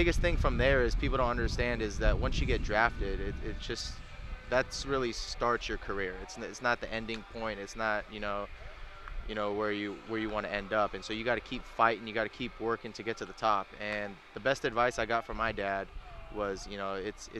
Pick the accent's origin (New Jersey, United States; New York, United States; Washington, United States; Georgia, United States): Washington, United States; Federal Way; moved away; also born or lived in Huntington Beach, California; I grew up in Federal Way, Washington. I was born there up until I moved down to Huntington Beach